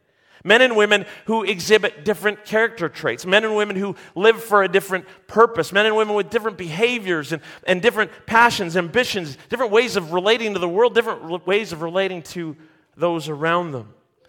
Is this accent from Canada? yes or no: yes; St. Catharines, Ontario, Canada; also born or lived in Mississauga; I grew up in Mississauga and St. Catharines, half an hour on either side of the city of Hamilton